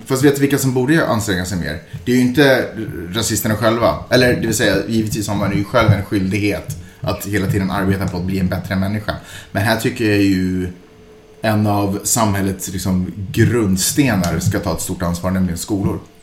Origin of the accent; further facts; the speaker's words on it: Sweden; jag är svensk